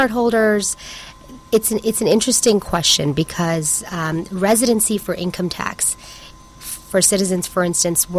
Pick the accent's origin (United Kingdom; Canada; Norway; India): Canada; also born or lived in Chicago, United States / Hong Kong; now in Seattle, United States; I'm Canadian, I'm on an H-1B visa